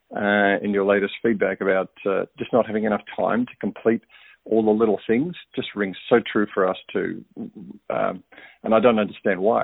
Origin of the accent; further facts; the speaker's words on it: Melbourne, Victoria, Australia; moved away as an adult; now in Niceville, United States; I've moved from a very busy I T career management role in my home city of Melbourne